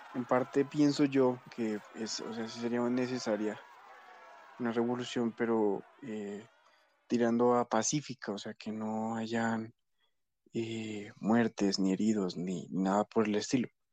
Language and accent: Spanish; Colombia; uno como colombiano